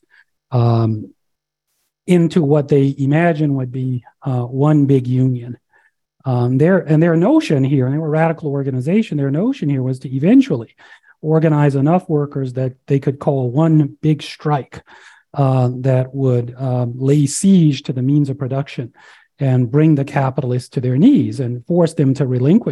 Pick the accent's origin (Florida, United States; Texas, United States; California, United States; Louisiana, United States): Louisiana, United States; now in Colorado, United States; I'm originally from Louisiana. I grew up on a farm down there